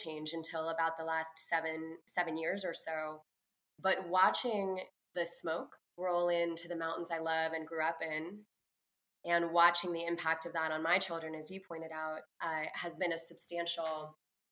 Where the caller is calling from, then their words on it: Oakland, California, United States; I am calling in from Oakland, California